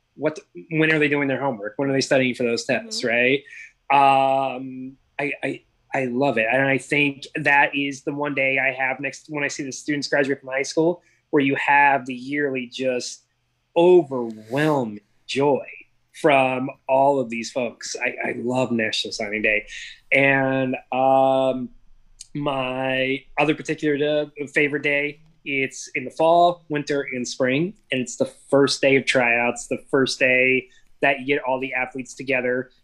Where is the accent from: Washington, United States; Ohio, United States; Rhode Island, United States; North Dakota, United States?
Washington, United States; Seattle; moved away as an adult; now in New Jersey, United States; I grew up in Seattle